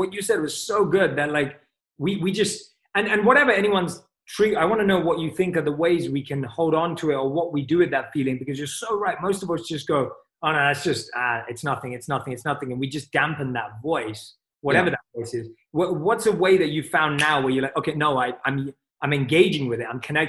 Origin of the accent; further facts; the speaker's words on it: England, United Kingdom; I'm from England. Like, you know, football, soccer is my sport.